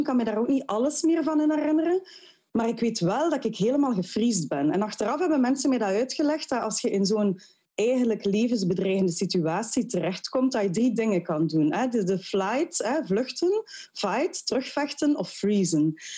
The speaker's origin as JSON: {"language": "Dutch", "town": "Ghent", "region": "Flanders", "country": "Belgium", "tie": "born or raised there", "said": "als geboren en getogen Gentenaar, mijn man ook"}